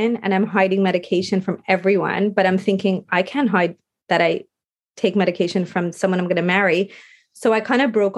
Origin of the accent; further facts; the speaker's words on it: Montreal, Quebec, Canada; we were back in Montreal. We moved back to my hometown